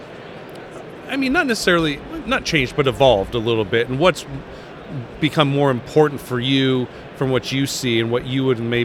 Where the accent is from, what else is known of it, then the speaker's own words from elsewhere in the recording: Nebraska, United States; I grew up in Nebraska